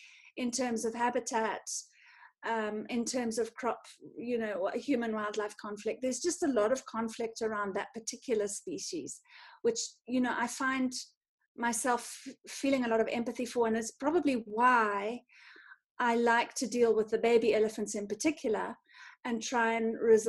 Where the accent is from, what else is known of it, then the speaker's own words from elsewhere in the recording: North Harare, Zimbabwe; I grew up in Zim, in sort of North Harare, in the rural area